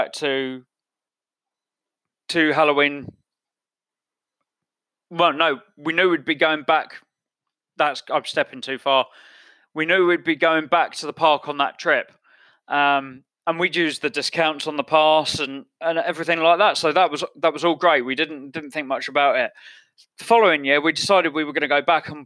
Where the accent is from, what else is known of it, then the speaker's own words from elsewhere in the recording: England, United Kingdom; I'm English.